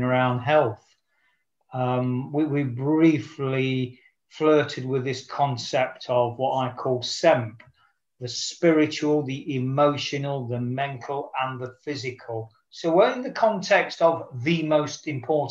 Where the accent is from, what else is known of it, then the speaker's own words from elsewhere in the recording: Nottingham, East Midlands, United Kingdom; my hometown in Nottingham